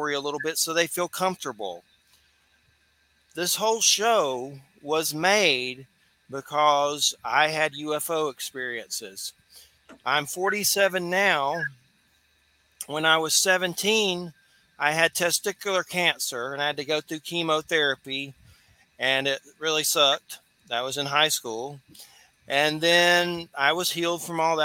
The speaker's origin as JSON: {"language": "English", "region": "Georgia", "country": "United States", "said": "I'm from Georgia"}